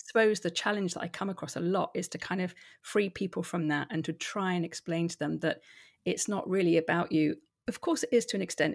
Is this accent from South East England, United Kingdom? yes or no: yes; Hampshire, South East England, United Kingdom; moved away as an adult; also born or lived in London; now in Edinburgh, United Kingdom; I'm originally from Hampshire